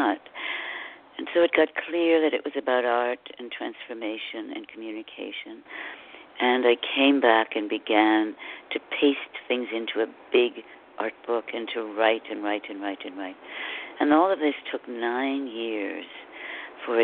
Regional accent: Connecticut, United States; moved away as an adult; also born or lived in California; I grew up in Connecticut, and I ran to California to go to school.

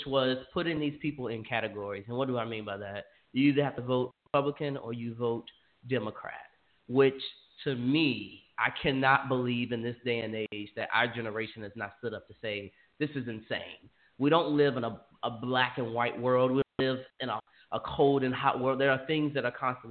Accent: Mississippi, Alabama, the South, United States; when I grew up in Mississippi, Alabama

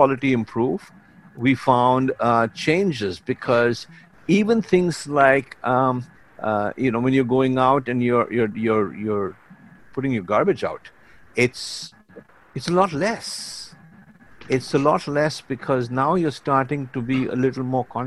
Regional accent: Mumbai, Maharashtra, India; also born or lived in Dubai, United Arab Emirates; now in Vancouver, Canada; I'm originally from India, from a city called Bombay. It was called Bombay when I left, and I still call it Bombay.

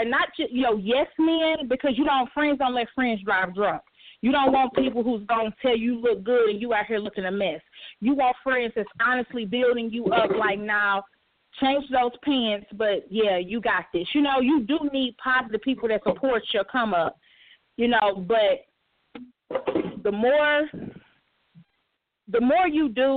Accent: Tennessee, United States; a country girl. I'm from Tennessee.

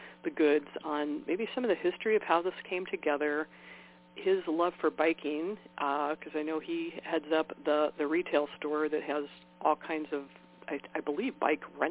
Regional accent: Valparaiso, Indiana, United States; Valpo is my hometown, Valparaiso, Indiana

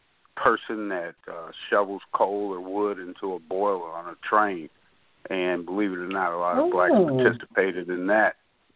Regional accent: Chicago, Illinois, United States; I'm a Chicago. I grew up in Chicago. Lived in South Shore community when I was in high school, of course. East Englewood, growing up.

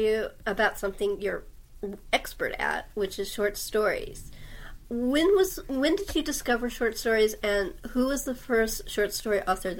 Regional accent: Los Angeles, California, United States; now in San Diego, United States; even though I love Los Angeles, and it is my hometown

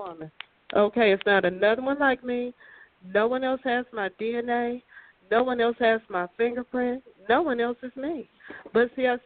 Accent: Midwest, United States; moved away; also born or lived in the South; I'm from the Midwest, so we do things a little bit different

